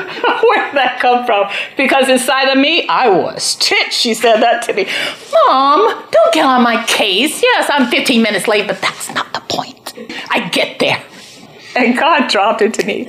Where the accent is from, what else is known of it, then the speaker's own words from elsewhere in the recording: United States; I'm an American